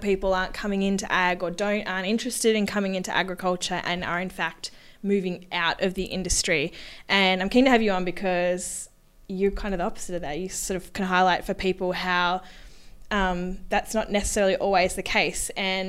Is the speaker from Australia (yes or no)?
yes; Queensland, Australia